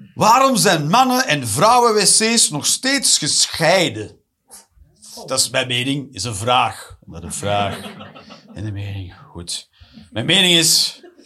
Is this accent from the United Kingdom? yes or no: no; Flanders, Belgium; also born or lived in Eindhoven, Netherlands; now in Antwerp, Belgium; ik ben een Vlaming natuurlijk